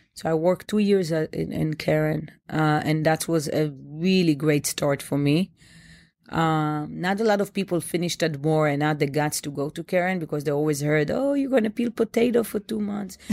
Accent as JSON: {"language": "English", "town": "Bnei Brak", "region": "Tel Aviv District", "country": "Israel", "tie": "born or raised there", "moved": "yes", "lives_now": "New York, United States", "said": "I grew up in Bnei Brak. It's a tiny town, a small town next to Tel Aviv."}